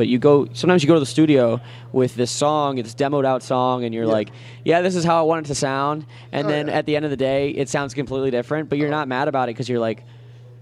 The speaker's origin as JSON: {"language": "English", "town": "Akron", "region": "Ohio", "country": "United States", "said": "I'm from Akron"}